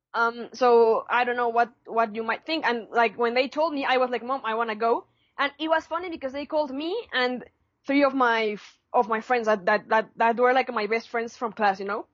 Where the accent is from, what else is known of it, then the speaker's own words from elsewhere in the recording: Puebla, Mexico; I'm from Puebla.